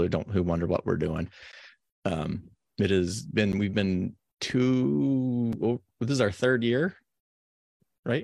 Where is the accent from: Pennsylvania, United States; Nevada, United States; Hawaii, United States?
Nevada, United States; moved away; also born or lived in San Diego; I grew up in Nevada